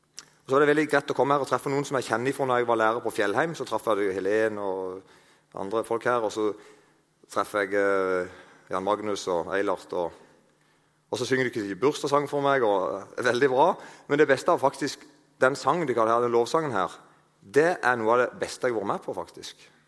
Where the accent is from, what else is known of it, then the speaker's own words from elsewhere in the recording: Eiken, Agder, Norway; moved away; Jeg kommer fra plass til Eiken. Der snakker de ikke helt sånn, men det ligner litt.